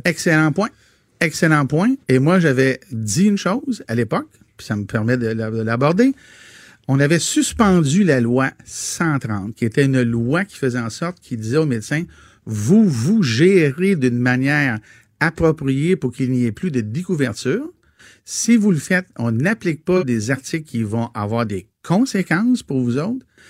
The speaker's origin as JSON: {"language": "French", "region": "Quebec", "country": "Canada", "said": "en tant que Québécois francophone vivant au Québec"}